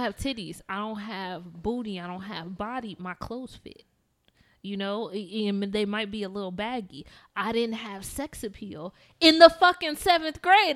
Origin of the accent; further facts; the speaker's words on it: South Bend, Indiana, United States; I'm from South Bend, Indiana